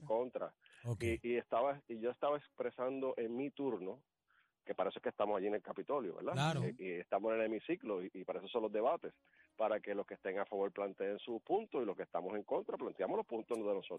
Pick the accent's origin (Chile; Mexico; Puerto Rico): Puerto Rico; Ciales; yo soy de Ciales